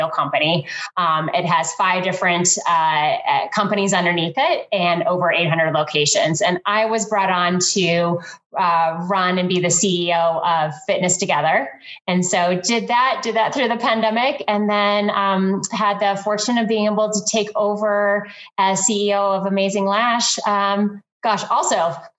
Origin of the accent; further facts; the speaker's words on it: Iowa, United States; I'm a Midwest girl, so I'm from Iowa